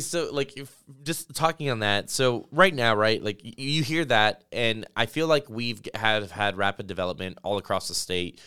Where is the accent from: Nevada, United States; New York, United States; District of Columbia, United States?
Nevada, United States; Las Vegas; moved away; I grew up in Las Vegas.